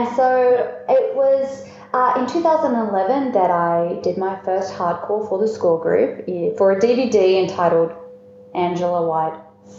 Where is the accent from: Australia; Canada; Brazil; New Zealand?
Australia; Melbourne, Victoria; I'm down here from Melbourne right now, which is where coffee is considered a religion.